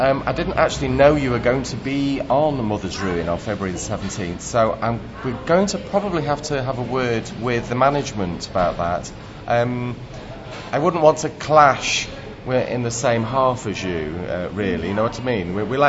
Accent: Vienna, Austria; by my Austrian parents because I grew up in Vienna.

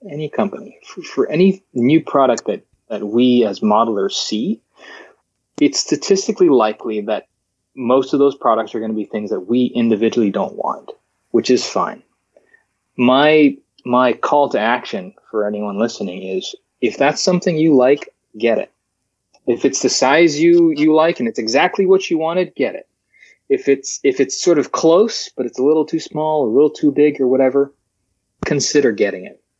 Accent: Alaska, United States; born there; I forward to my my friends in in Alaska. I was born in Alaska saying

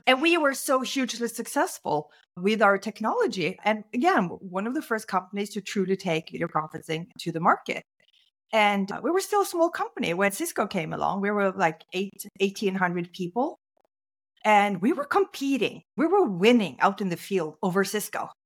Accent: Norway; I grew up in Norway

